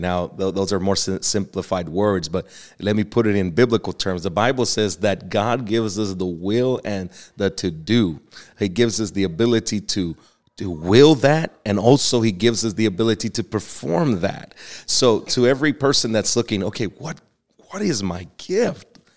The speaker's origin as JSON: {"language": "English", "region": "Texas", "country": "United States", "accent": "Texas", "said": "my little Texas accent"}